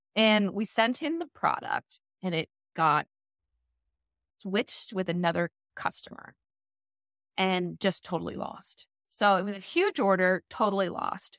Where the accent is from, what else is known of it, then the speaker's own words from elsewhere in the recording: Maine, United States; now in Washington, D.C., United States; I'm from Maine